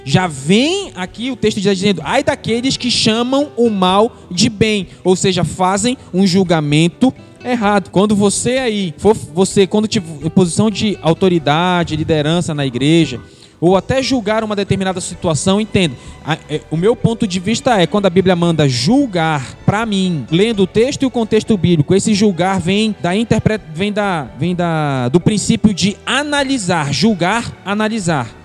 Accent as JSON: {"language": "Portuguese", "country": "Brazil", "said": "Sou da terra firme. Quando sou da periferia."}